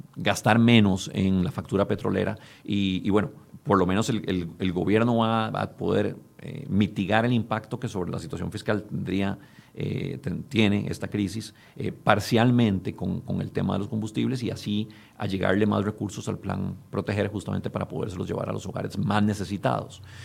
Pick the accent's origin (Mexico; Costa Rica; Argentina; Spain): Costa Rica; nosotros como costarricenses